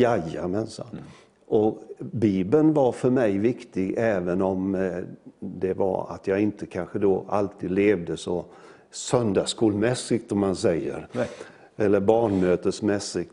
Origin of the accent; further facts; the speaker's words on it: Möcklehult, Jönköping County, Sweden; jag är ju född i en liten by nere i Småland som heter Möcklehult